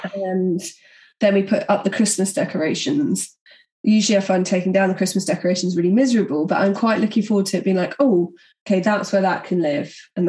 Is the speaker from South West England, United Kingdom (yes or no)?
no; London, United Kingdom; do you think people will know I'm from London?